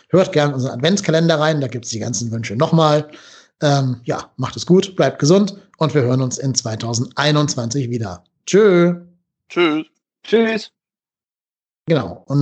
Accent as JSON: {"language": "German", "town": "Cologne", "region": "North Rhine-Westphalia", "country": "Germany", "said": "Aber wir sind ja Berufspessimisten ähm, mhm. als Kölner."}